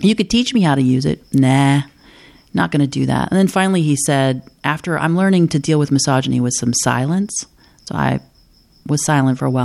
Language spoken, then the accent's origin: English; the Ozarks, United States; moved away; there are people from many different backgrounds from all over the world and from all over this country that live in my hometown